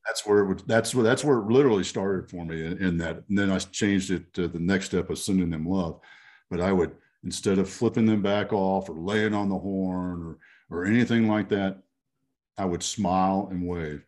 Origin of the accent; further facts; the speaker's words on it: Texas, United States; I, I grew up in Texas